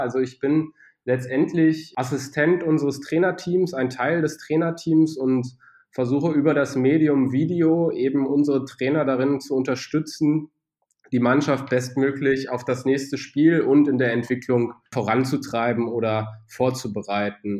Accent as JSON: {"language": "German", "town": "Braunschweig", "region": "Lower Saxony", "country": "Germany", "tie": "born or raised there", "also_born_or_lived": "Bad Homburg / Düsseldorf", "moved": "as an adult", "said": "Braunschweig auch meine Heimatstadt ist"}